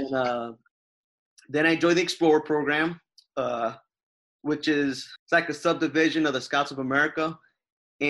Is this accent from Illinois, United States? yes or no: no; New Jersey, United States; moved away; also born or lived in Jacksonville, Florida; growing up in New Jersey, one of my best friends, he worked at the fire department